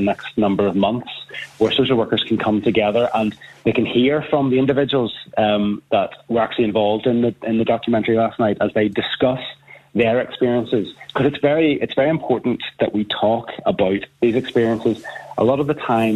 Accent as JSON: {"language": "English", "region": "Northern Ireland", "country": "United Kingdom", "said": "we know in Northern Ireland we've massive problems with intergenerational mental health"}